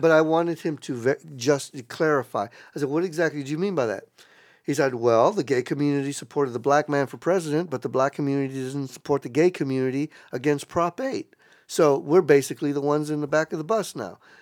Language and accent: English; South Texas, United States; moved away; I grew up in South Texas, that was like ninety-five percent Latinos, brown